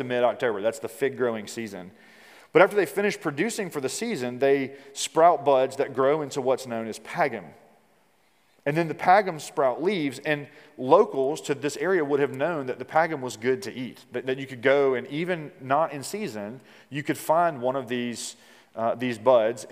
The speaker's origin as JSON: {"language": "English", "region": "Mississippi", "country": "United States", "tie": "born or raised there", "said": "like the Deep South, like I'm from Mississippi"}